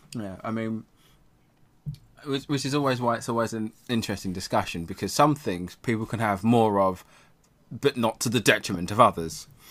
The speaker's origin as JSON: {"language": "English", "region": "England", "country": "United Kingdom", "said": "we're English"}